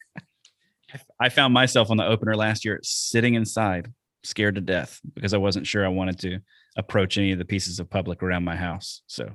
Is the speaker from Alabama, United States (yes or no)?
yes; Alabama, United States; now in Wisconsin, United States; I'm from Alabama, and that's what we did down there